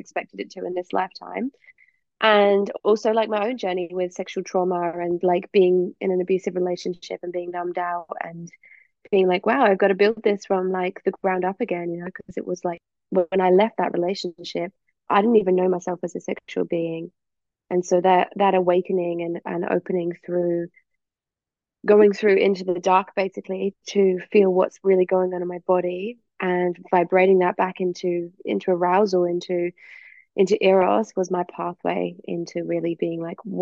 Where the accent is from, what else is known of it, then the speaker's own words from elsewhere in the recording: England, United Kingdom; also born or lived in Perth / East Coast, Australia; now in Australia; I'm obviously from England. I moved over to Australia